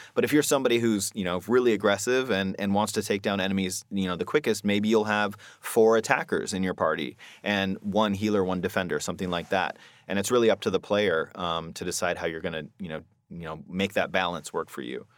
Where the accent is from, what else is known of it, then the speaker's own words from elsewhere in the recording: Seattle, Washington, United States; I grew up here in Seattle